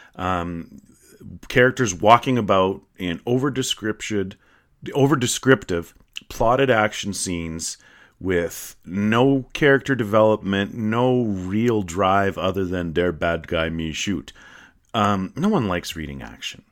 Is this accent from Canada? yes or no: yes; Canada; I'm Canadian. I'm proudly Canadian.